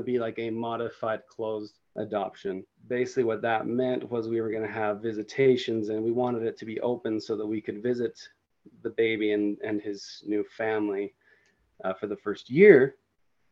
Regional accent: Utah, United States; I was born and raised here in Utah, and this is where I grew up, and this is where I live currently

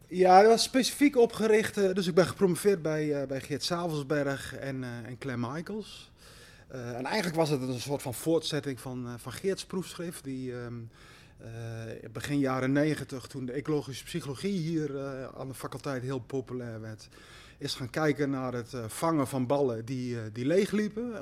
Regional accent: Slagharen, Overijssel, Netherlands; moved away as an adult; also born or lived in Amsterdam / Hong Kong; Slagharen, waar ik geboren ben en, en opgegroeid naast het ponypark

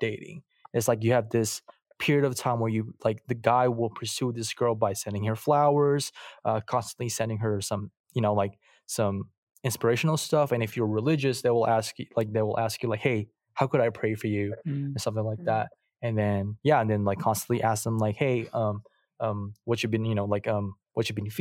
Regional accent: Philippines; moved away; I'm from the Philippines. I was born and raised there

